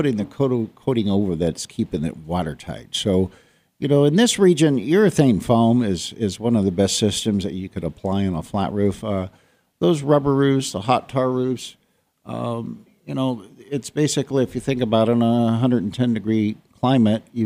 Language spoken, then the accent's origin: English; Ohio, United States; moved away as an adult; I'm from Ohio